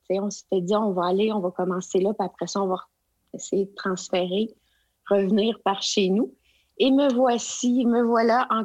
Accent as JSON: {"language": "French", "region": "Quebec", "country": "Canada", "lives_now": "Edmonton, Canada", "said": "Mais je suis originaire du Québec."}